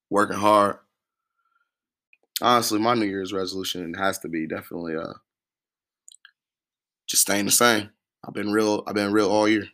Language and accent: English; Midwest, United States; I'm from the Midwest. I'm Midwest